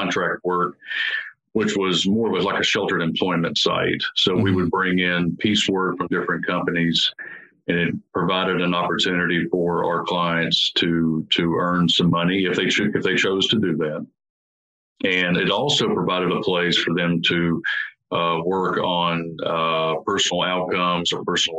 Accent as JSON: {"language": "English", "region": "Mississippi", "country": "United States", "tie": "born or raised there", "also_born_or_lived": "Nashville, Tennessee", "moved": "as an adult", "lives_now": "Gallatin, United States", "said": "I actually grew up in Mississippi and moved to Nashville in 1994 to attend Tribeca Nazarene University."}